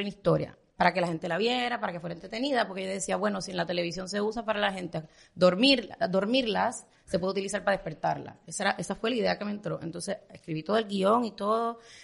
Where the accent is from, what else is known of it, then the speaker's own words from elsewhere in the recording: Puerto Rico; moved away as an adult; now in Miami, United States; soy puertorriqueña